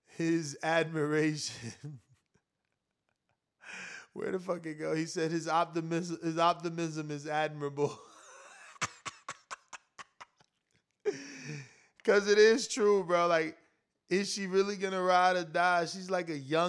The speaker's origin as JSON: {"language": "English", "region": "New Jersey", "country": "United States", "said": "I'm from New Jersey"}